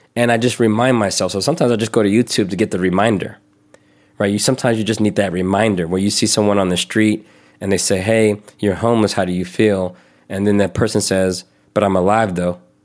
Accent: the South, United States; I grew up in the South

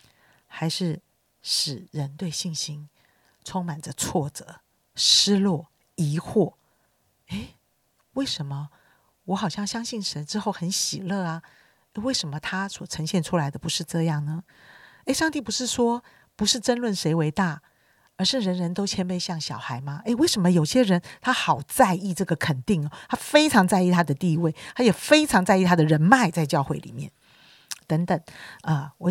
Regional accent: China; 其实呢，我们中国人，我觉得性性情上面就是比较内向的

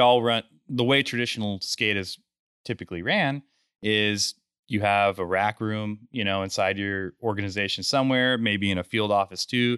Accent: Grand Junction, Colorado, United States; I'm from Grand Junction, Colorado. That's where we're headquartered.

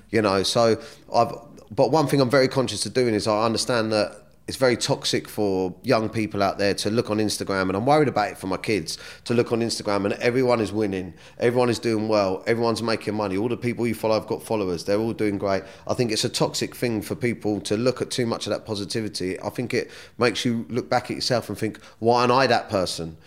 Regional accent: Surrey, South East England, United Kingdom; born or raised there; also born or lived in Kingston

